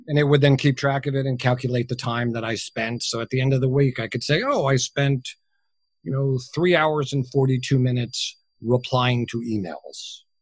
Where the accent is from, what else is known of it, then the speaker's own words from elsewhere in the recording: United States; also born or lived in New Jersey; clearly I'm a, I'm a Yank. I'm an American. Um, I work out of my home in New Jersey